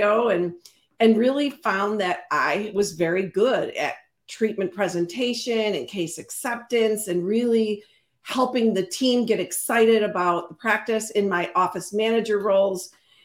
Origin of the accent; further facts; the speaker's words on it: Chicago, Illinois, United States; also born or lived in Carthage, Illinois; born and raised in Chicago